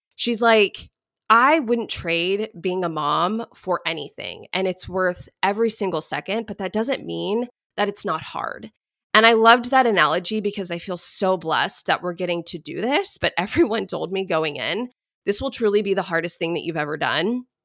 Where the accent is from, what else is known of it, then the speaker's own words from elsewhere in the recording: Dallas, Texas, United States; also born or lived in Houston; I grew up in Dallas